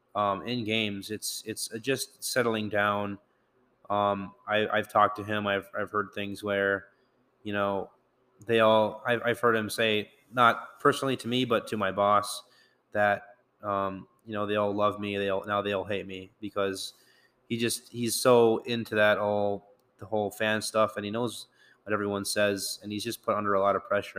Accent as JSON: {"language": "English", "town": "St. Cloud", "region": "Minnesota", "country": "United States", "tie": "born or raised there", "moved": "yes", "said": "I grew up in Saint Cloud"}